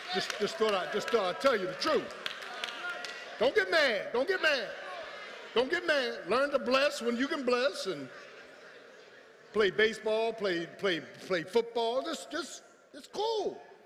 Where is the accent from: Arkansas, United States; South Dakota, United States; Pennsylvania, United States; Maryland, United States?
Pennsylvania, United States; Philadelphia; moved away as an adult; I grew up in South Philly with tar and pavement.